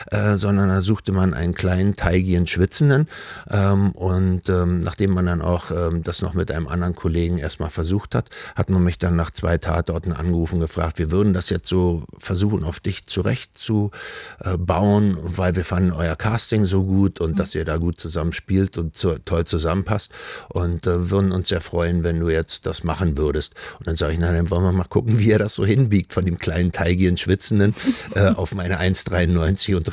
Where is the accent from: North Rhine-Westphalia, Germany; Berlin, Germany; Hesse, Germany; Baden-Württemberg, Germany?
Berlin, Germany; Also das erste war, ich bin mit meinem Großvater im Schrebergarten in Berlin groß geworden.